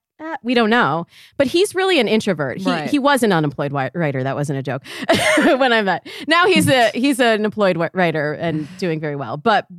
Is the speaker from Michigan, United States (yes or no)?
yes; Michigan, United States; now in Los Angeles, United States; So I'm from Michigan originally. And I am the product of a marriage between a Black woman and a white Jewish man. So I grew up kind of a unicorn in Michigan